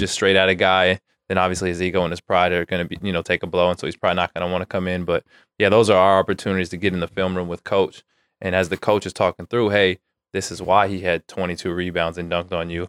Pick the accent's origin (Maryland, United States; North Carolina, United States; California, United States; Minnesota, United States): California, United States; Antioch; also born or lived in Santa Barbara, California / Fullerton, California; now in Sacramento, United States; I grew up in the Bay Area, Antioch, just an hour from here.